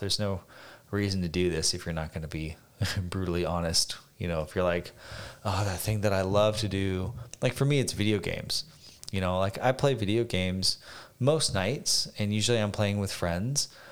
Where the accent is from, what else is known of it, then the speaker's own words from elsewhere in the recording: Phoenix, Arizona, United States; moved away as an adult; growing up in Phoenix